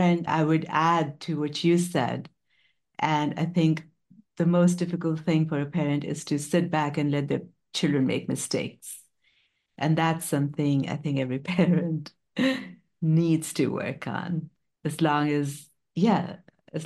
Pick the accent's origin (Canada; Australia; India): India; moved away; I'm an Indian immigrant parent